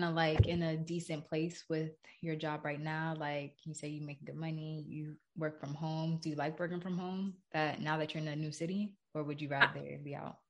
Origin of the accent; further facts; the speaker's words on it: Florida, United States; moved away as an adult; also born or lived in New Jersey; I was born in Jersey, but then I moved to Florida when I was like around 8. So I grew up mostly in Florida. Like, I consider myself a Florida girl at this point.